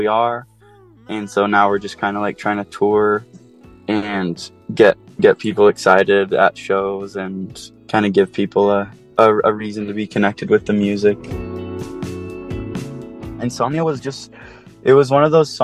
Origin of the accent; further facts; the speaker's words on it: Oahu, Hawaii, United States; moved away as an adult; now in Salt Lake City, United States; I grew up on Oahu.